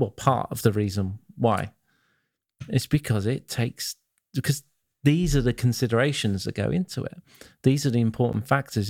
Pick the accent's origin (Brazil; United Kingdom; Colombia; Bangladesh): United Kingdom; England; I'm English